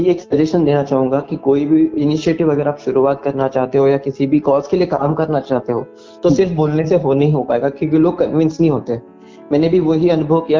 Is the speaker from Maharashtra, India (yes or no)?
yes; Kolhapur, Maharashtra, India; अपने गांव में क्रिएट किया है जिसका नाम कोल्हापुर प्लॉगर्स है जो मेरा होम टाउन है